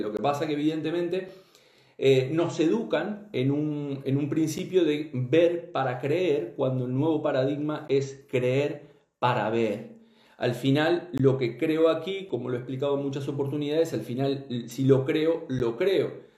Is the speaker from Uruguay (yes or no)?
yes; Uruguay; soy este, uruguayo